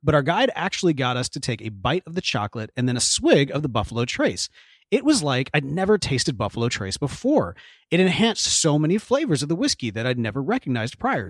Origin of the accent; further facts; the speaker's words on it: Houston, Texas, United States; we're here in Houston, Texas, my hometown